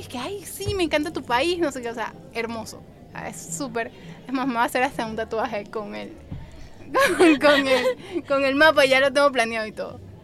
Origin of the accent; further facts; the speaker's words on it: Panama; yo soy de Panamá